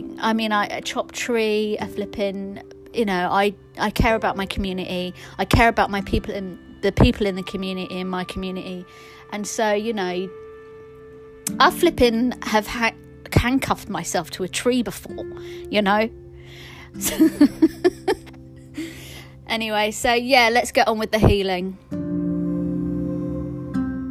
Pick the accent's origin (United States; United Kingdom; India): India; Hyderabad, Telangana; I'm not Tamil, I'm from Hyderabad. We're Andhra Pradesh, we're Telanganas